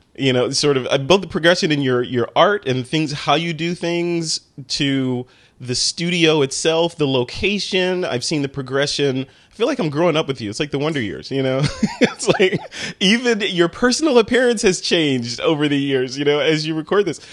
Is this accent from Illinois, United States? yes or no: yes; Chicago, Illinois, United States; moved away; I'm from Chicago